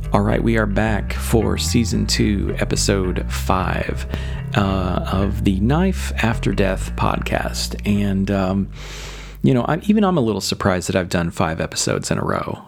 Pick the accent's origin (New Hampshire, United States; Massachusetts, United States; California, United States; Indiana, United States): Indiana, United States; Southern; I grew up in Southern Indiana